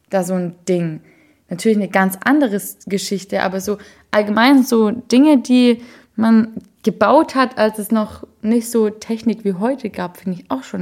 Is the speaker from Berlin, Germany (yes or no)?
yes; Berlin, Germany; Ich bin aus